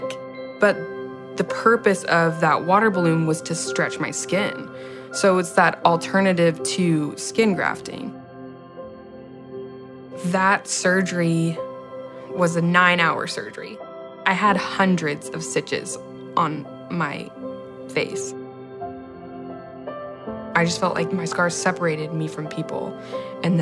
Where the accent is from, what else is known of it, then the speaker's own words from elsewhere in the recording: Friendswood, Texas, United States; I'm 23 years old, and I'm from Friendswood, Texas